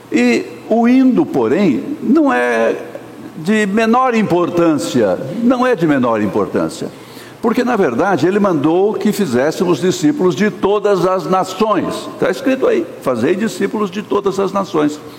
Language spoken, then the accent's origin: Portuguese; Minas Gerais, Brazil; E por isso eu nasci nas Minas Gerais. É por isso que eu costumo dizer que não foi minha culpa. Eu sou mineiro, mas a culpa não foi minha.